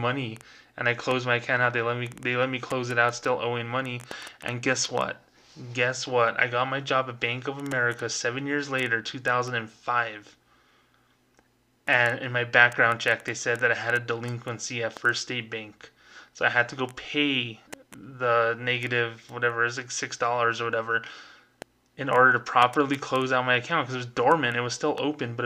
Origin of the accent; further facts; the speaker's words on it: Las Cruces, New Mexico, United States; I was here in my hometown right now of Las Cruces, New Mexico.